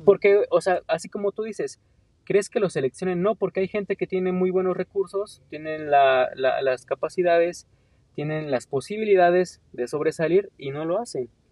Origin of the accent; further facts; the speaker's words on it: Mexico; como mexicano tengo potencial